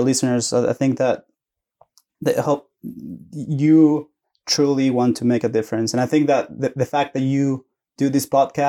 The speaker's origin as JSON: {"language": "English", "region": "Antofagasta", "country": "Chile", "tie": "born or raised there", "also_born_or_lived": "Santiago, Chile", "second_language": "English", "moved": "as an adult", "lives_now": "Oklahoma, United States", "said": "I was born in Antofagasta, which is a small town north Chile. Mm-hmm. And when I was 12 years old, I moved to Santiago. So my family's in Santiago."}